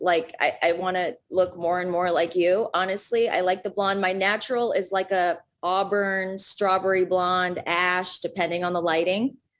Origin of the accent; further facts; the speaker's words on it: Minnesota, United States; Because I'm from Minnesota